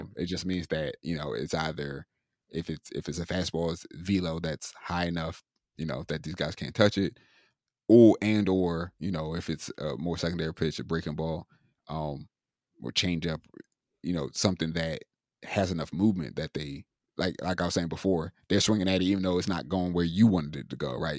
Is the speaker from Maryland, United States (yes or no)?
yes; Maryland, United States; moved away; I'm originally from Maryland